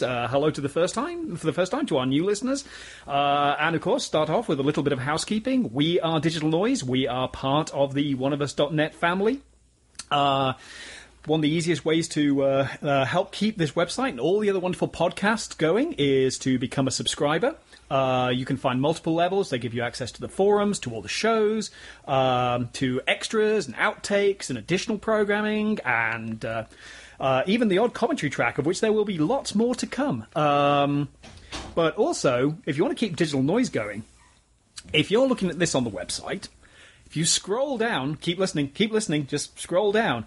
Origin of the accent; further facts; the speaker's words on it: United Kingdom; I'm British